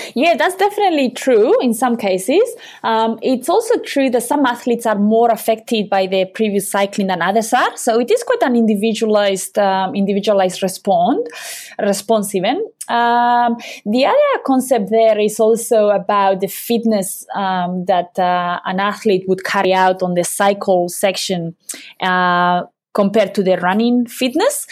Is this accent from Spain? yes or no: yes; Basque Country, Spain; moved away as an adult; also born or lived in Cheltenham, United Kingdom / Loughborough, United Kingdom; I'm from the Basque country, uh, in Europe